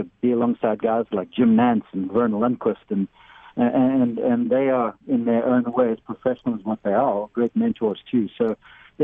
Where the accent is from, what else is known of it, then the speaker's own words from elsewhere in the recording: South Africa; moved away as an adult; now in United States; I'm from South Africa originally, now American citizen